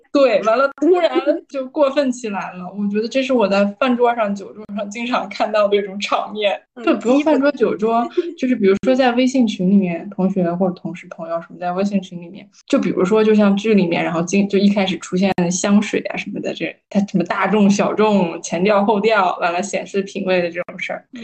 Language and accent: Chinese; Northeast China, China; 我老家在东北嘛